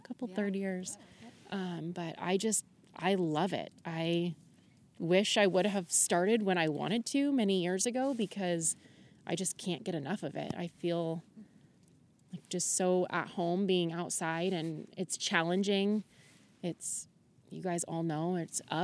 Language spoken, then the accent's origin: English; Camas, Washington, United States; moved away as an adult; now in Goldendale, United States; I am from Camas, Washington, just recently moved to Goldendale